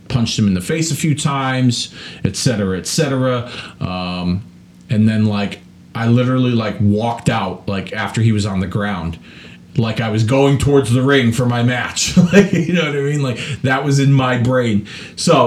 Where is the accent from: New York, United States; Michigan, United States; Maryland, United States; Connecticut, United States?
Connecticut, United States; West Hartford; I moved from East Hartford to West Hartford, Connecticut